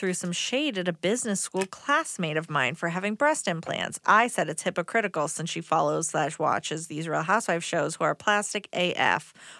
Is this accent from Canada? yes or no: no; Prague, Czechia; English is a second language; I'm from Prague and my boyfriend is from London. We have a long-distance relationship for a year already.